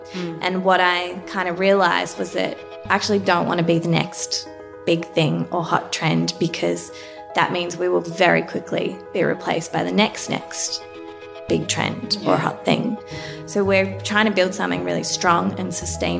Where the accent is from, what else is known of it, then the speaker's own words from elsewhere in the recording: Melbourne, Victoria, Australia; I grew up in Melbourne, went to a semi-private girls' school